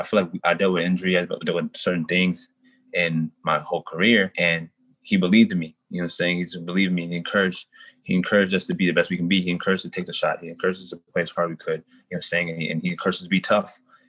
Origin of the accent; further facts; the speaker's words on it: Denver, Colorado, United States; also born or lived in North Carolina; Yes, sir. I'm from Colorado, the Denver area. I've moved around a lot growing up. So I lived in North Carolina for years, but I'm mostly from Denver.